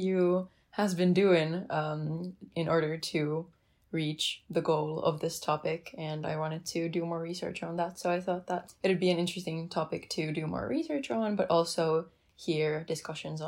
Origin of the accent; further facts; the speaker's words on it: Helsinki, Uusimaa, Finland; I come from Helsinki, Finland